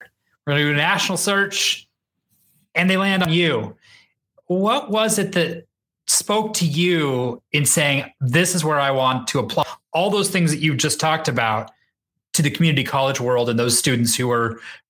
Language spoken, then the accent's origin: English; Idaho, United States; I grew up in Idaho